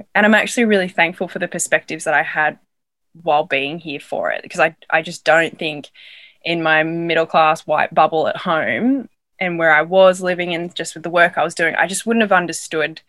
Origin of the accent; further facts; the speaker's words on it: Australia; accent: Australian; moved away as an adult; I'm from Australia.